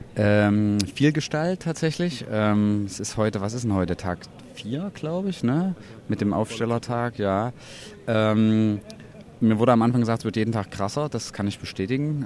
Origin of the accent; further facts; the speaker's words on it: Leipzig, Saxony, Germany; bin aus Leipzig, bin unter anderem freischaffender Künstler